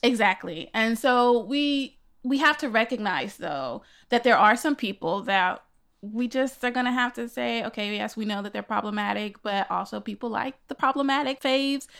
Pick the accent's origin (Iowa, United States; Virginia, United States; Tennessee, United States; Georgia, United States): Tennessee, United States; Nashville; moved away as an adult; now in New York, United States; I was living in my hometown of Nashville, Tennessee